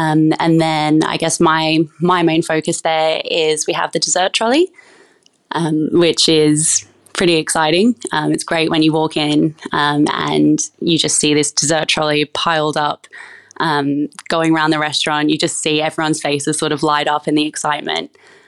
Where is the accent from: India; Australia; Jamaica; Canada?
Australia; Toowoomba, Queensland; So I grew up in a small country town called Toowoomba up in Queensland. I grew up in a big family